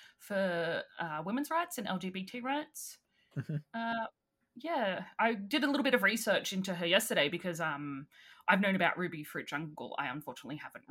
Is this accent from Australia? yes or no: yes; Australia; I'm Australian